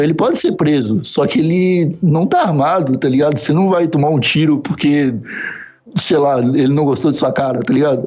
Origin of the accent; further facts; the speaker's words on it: South Region, Brazil; moved away as an adult; also born or lived in São Paulo / Osasco; now in Lisbon, Portugal; do sul do Brasil.